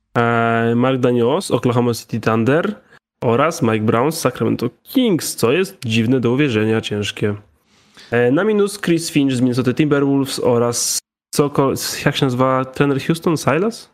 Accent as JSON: {"language": "Polish", "town": "Krzepice", "region": "Silesian Voivodeship", "country": "Poland", "tie": "born or raised there", "said": "było jedno, jedna lodziarnia u mnie w Krzepicach"}